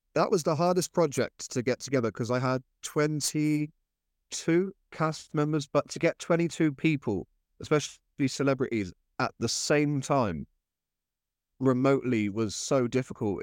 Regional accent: Cornwall, South West England, United Kingdom; I grew up in Cornwall

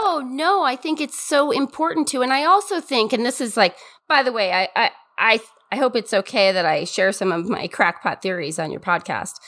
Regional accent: Montana, United States; I'm from Montana

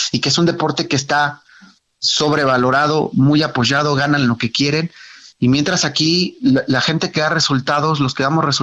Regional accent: Mexico; un lastimoso 6-0 que como mexicano dices, wow, ¿no?

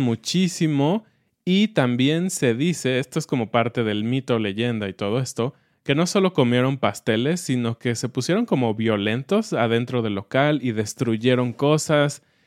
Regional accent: Mexico

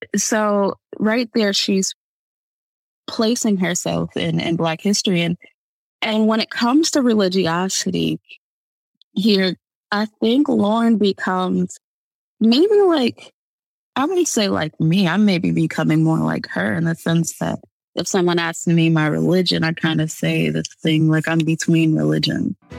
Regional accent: Michigan, United States; I'm from Michigan

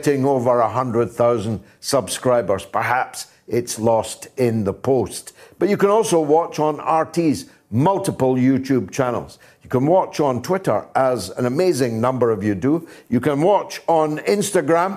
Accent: United Kingdom; I am British

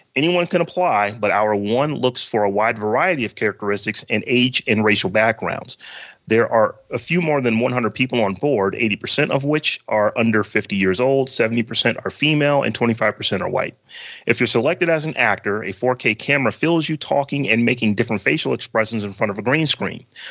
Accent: Warren, Ohio, United States; I'm from Warren, Ohio

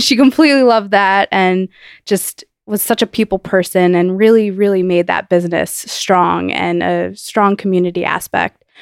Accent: New Jersey, United States; I grew up in New Jersey

